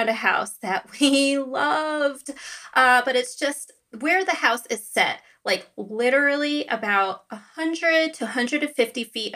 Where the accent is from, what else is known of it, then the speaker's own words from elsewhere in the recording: United States; accent: North Jersey, New York; I was born and raised in America